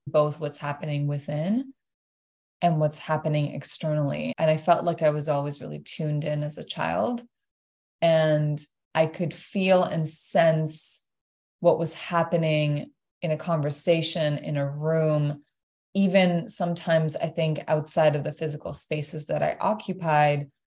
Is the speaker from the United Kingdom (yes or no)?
no; Iran; now in Toronto, Canada; born and raised in Iran.